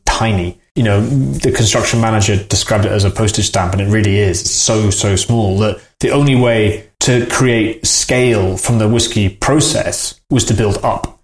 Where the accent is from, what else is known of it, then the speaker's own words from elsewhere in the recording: Edinburgh, Scotland, United Kingdom; when I was growing up in Edinburgh in the eighties